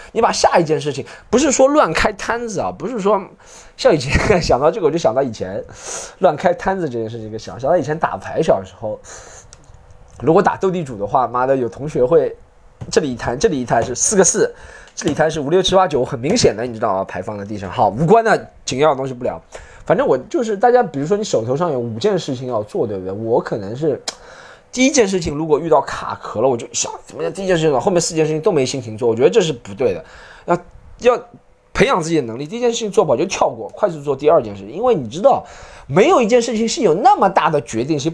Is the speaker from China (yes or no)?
yes; China; 可是我们中国人暴躁点很多，不，中国人暴躁点很多。